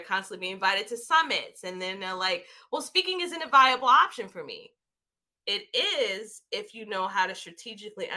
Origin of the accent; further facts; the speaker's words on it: New York City, New York, United States; growing up in New York City, Jamaica, Queens